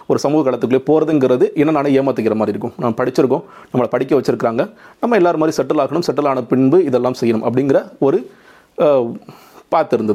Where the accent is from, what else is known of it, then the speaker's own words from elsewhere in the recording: Pudukkottai, Tamil Nadu, India; முதல்ல நான் வந்து … நான் பிறந்த ஊர் புதுக்கோட்டை புதுக்கோட்டை மாவட்டம் புதுக்கோட்டை நகரத்தில் தான் பிறந்தேன் ஆயிரத்தி தொள்ளாயிரத்தி எண்பத்தி இரண்டாம் ஆண்டு ஸ்கூலிங் பண்ணதெல்லாம் புதுக்கோட்டையில் தான்